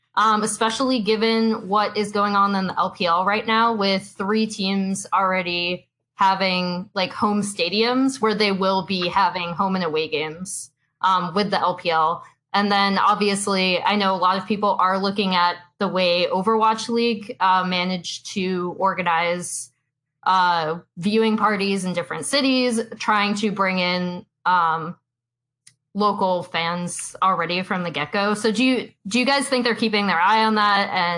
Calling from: Los Angeles, California, United States; I'm calling from Los Angeles, California.

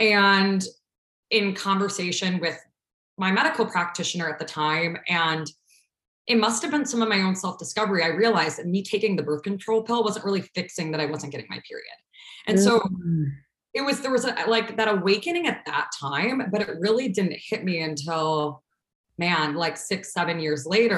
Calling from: Chicago, Illinois, United States; also born or lived in Ohio; I am calling in from Chicago. I currently am in Logan Square, if anyone's listening from the Chicago land space, but been here for, I think technically 8 years now. I've been back in Chicago.

